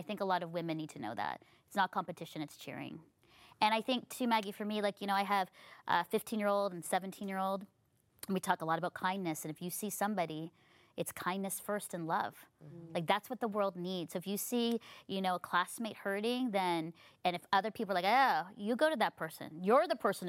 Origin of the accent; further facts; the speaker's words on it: Philippines; I think as a, you know, brown, as a Filipino woman, there was always like, I had to fight so hard to get there.